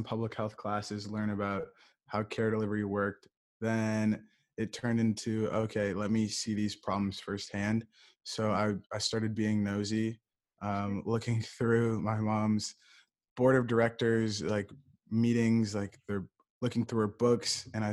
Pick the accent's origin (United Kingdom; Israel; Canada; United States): United States; Ann Arbor, Michigan; I'm from Ann Arbor, Michigan.